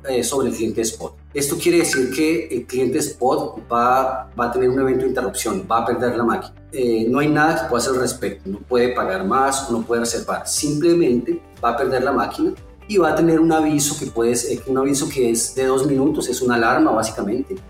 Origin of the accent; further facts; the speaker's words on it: Colombia; now in São Paulo, Brazil; A pesar de estar en Brasil, yo soy colombiano